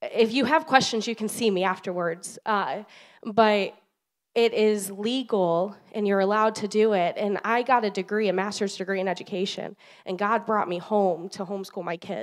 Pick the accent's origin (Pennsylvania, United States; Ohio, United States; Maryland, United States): Ohio, United States; Northern; I'm not from this area. I'm from Northern Ohio